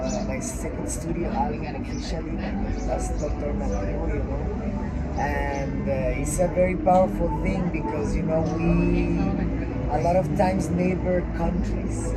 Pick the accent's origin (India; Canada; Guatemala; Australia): Guatemala; I come from Guatemala